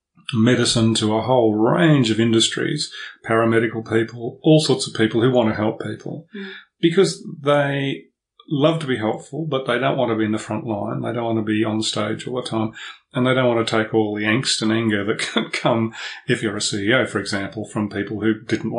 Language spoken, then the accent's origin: English; Melbourne, Victoria, Australia; I was born in Melbourne, and I'll always be a Melbourne boy, because this is my home base. This is the place I feel most comfortable.